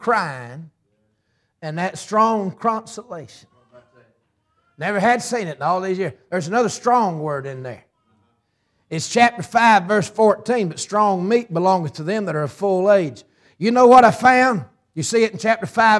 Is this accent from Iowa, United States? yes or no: no; Ringgold, Georgia, United States; also born or lived in Tunnel Hill, Georgia; I'm halfway from Tunnel Hill and the other half from Ringgold